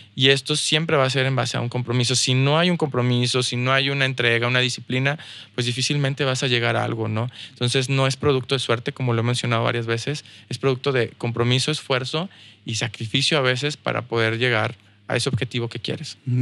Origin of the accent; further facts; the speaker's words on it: Mexico; also born or lived in United States; now in Saltillo, Mexico; como mexicano, como mexicano la tienes difícil en Estados Unidos